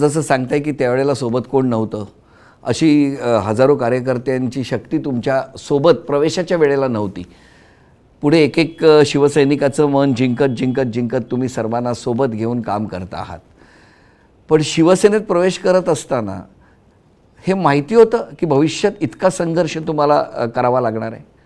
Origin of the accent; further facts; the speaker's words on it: Sindhudurg, Maharashtra, India; now in Mumbai, India; सिंधुदुर्गात आणि अर्थातच ता माझा गाव असल्यामुळे